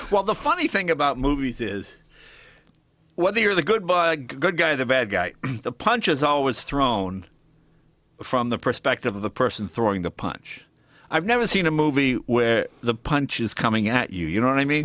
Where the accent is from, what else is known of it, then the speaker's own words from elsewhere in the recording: Boston, Massachusetts, United States; also born or lived in New York; I was born in New York and I moved to Boston when I was, like, ten